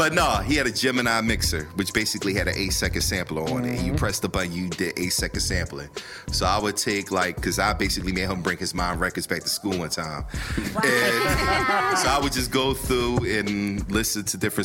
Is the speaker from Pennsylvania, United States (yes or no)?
yes; Philadelphia, Pennsylvania, United States; I'm from North